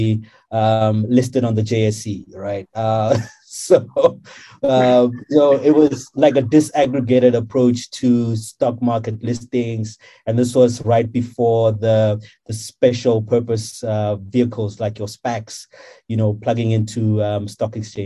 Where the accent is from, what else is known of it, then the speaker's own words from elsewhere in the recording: South Africa; moved away as an adult; growing up in Kharankua